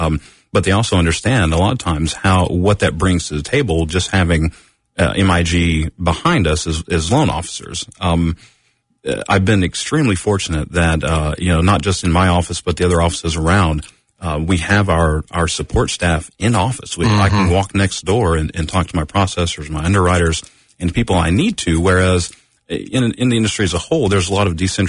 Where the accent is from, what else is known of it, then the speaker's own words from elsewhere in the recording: Knoxville, Tennessee, United States; also born or lived in Orlando, Florida; I'm from Knoxville originally, went to Bearden High School, went to UT